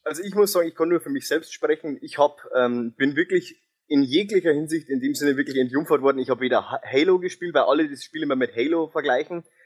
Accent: near Ingolstadt, Bavaria, Germany; accent: Bavarian; Und ich komme aus der Nähe Ingolstadt, wie man vielleicht an meinem Dialekt

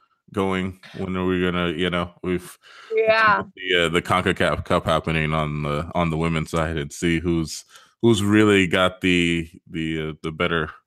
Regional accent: United States; being American

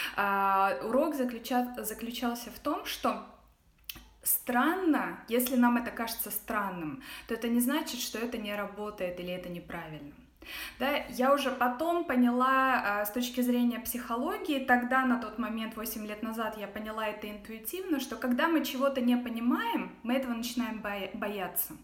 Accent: Russia; moved away as an adult; also born or lived in Ghana / Dubai / Netherlands / Luxembourg; now in United States; я уехала из России восемь ле-, восемь с половиной лет назад

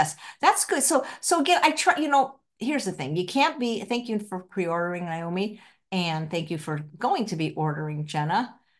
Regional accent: Philadelphia, Pennsylvania, United States; Goldenberg peanut chews were a favorite of mine growing up in Philadelphia.

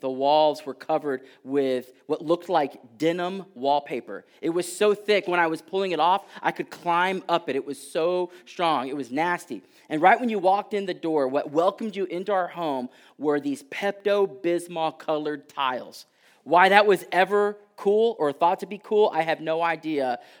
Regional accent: Texas, United States; And so a few years back, I'm originally from Texas.

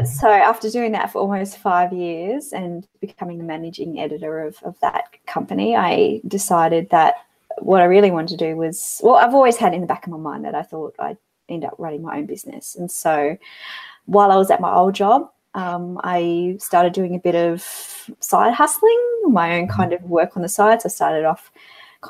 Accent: Hobart, Tasmania, Australia; also born or lived in Yaizu, Shizuoka, Japan; I'm originally from Tasmania

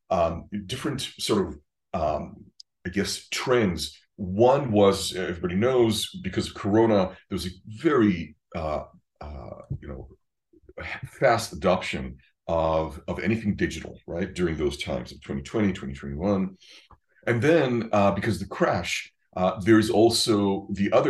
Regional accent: Israel; moved away; I'm from Israel originally

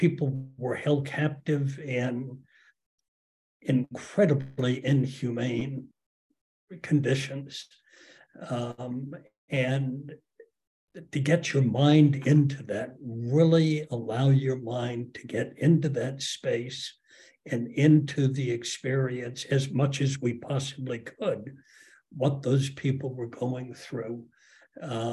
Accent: Charleston, South Carolina, United States; I grew up in Charleston. I was a racist kid in Charleston

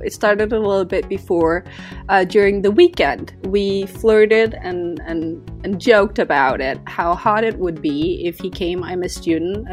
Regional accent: Denmark; first language Danish; English is a second language; I'm Danish. I'm 100% Danish. I learned English in school, so I have no English heritage or American heritage whatsoever.

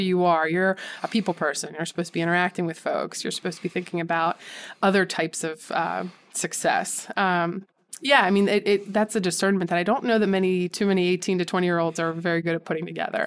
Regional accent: Conshohocken, Pennsylvania, United States; I grew up in Conshohocken, small, well, it's not a small, well, it's a decent sized suburb outside of Philadelphia.

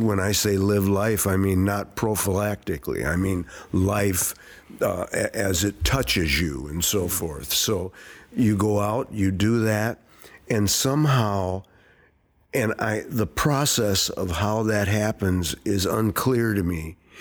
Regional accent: Saint Paul, Minnesota, United States; I grew up uh, right in this area where the theater is

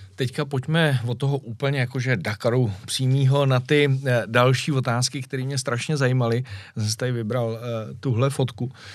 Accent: Czechia; jsem z České republiky

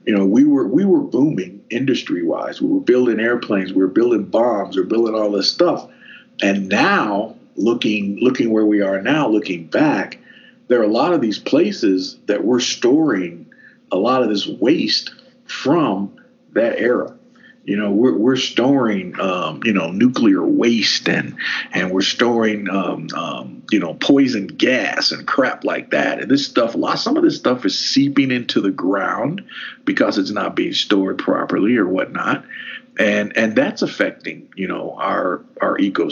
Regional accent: Hardin County, Kentucky, United States; growing up in Hardin County

